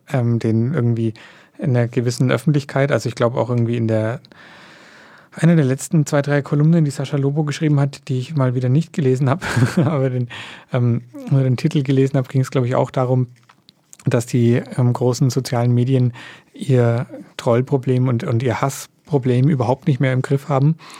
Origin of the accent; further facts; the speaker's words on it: Germany; bei uns in Deutschland